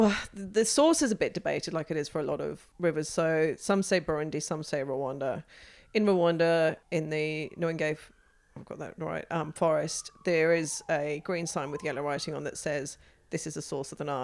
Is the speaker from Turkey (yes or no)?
no; United Kingdom; moved away as an adult; now in Australia; I am a British-born Australian, um, who has been here for close to twenty years now